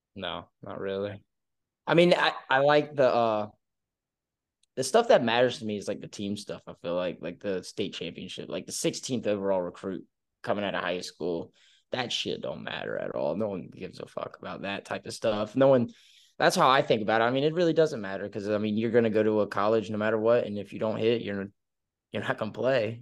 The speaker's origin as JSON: {"language": "English", "town": "Oak Island", "region": "North Carolina", "country": "United States", "tie": "born or raised there", "also_born_or_lived": "Winston-Salem, North Carolina", "said": "I'm from Oak Island, North Carolina. It's, like, smack dab in the middle on the coast of Wilmington and Myrtle Beach, small little town. Uh, grew up here from second, third grade all the way to, uh, right before my junior year, I moved up to Winston-Salem"}